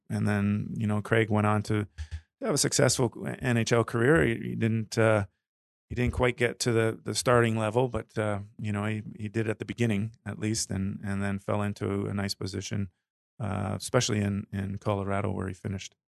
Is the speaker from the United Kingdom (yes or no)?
no; Toronto, Ontario, Canada; moved away as an adult; I grew up in Ontario, in Toronto area, but lived here, uh, longer, uh, through my adult.